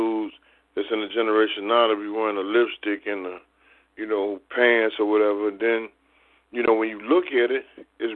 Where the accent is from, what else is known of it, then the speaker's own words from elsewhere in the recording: Mississippi, United States; moved away; also born or lived in Texas / Denver; I was born in Denver, but I left there when I was like 6 weeks old. And so I was raised in Mississippi and Texas.